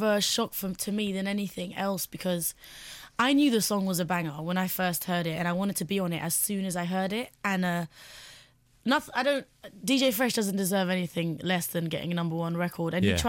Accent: London, United Kingdom; I'm a girl from West London, and I've been singing for a while. And I came to Jay's attention when I was 18. I'm 21 years old now

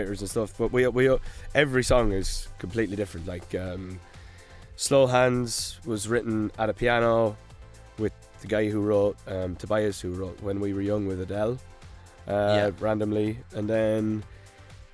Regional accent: Ireland; I am Irish.

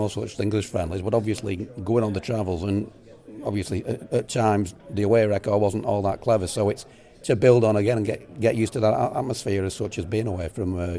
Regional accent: United Kingdom; Well, I will, being British

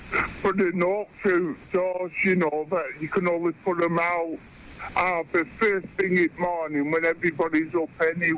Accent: Preston, North West England, United Kingdom; I'm from North Lancashire, Preston.

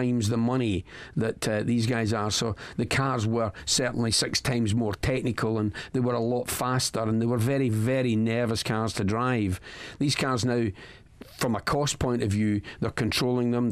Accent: Scotland, United Kingdom; I'm the only Scotsman

